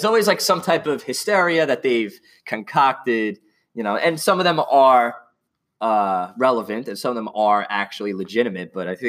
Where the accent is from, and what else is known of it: Franklin Square, New York, United States; born or raised there